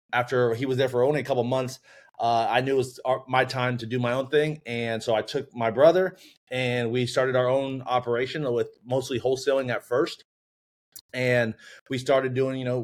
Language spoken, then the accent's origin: English; Orlando, Florida, United States; born and raised in Orlando, went to UCF for a finance degree